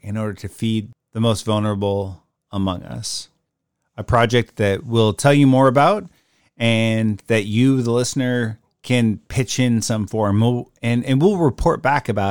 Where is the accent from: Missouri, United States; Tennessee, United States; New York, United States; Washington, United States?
Washington, United States; Puget Sound area; I was born and raised in the Puget Sound area